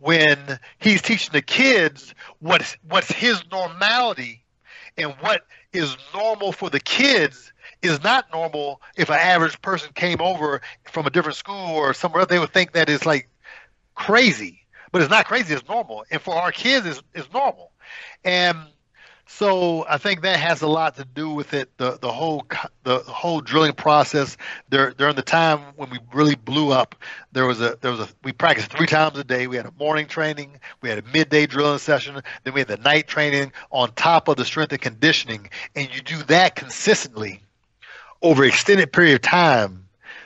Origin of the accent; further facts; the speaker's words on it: United States; we're from America